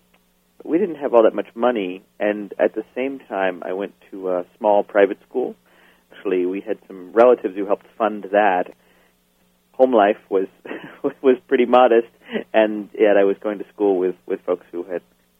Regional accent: Portland, Maine, United States; also born or lived in Syracuse, New York; I grew up in Portland, Maine, primarily. I was actually born in Syracuse, New York, but lived there only for a brief time.

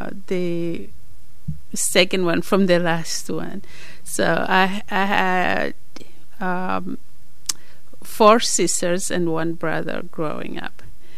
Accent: Malawi; moved away as an adult; now in United States; I was born in Malawi.

